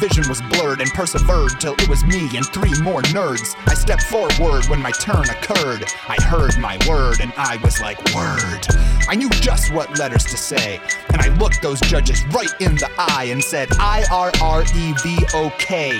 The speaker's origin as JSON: {"language": "English", "town": "Cincinnati", "region": "Ohio", "country": "United States", "tie": "born or raised there", "said": "my hometown of Cincinnati"}